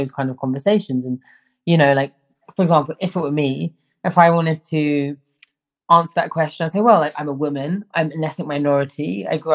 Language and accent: English; London, United Kingdom; I grew up in London, one of the most like metropolitan cities in the world.